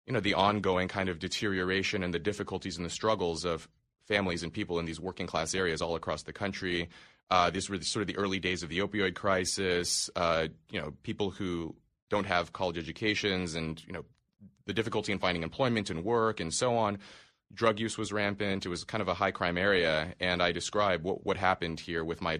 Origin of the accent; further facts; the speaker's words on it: Los Angeles, California, United States; I was born in Los Angeles in poverty. My birth mother and I, we were homeless for a time. We lived in a car. Eventually, we settled into this slum apartment out in Los Angeles.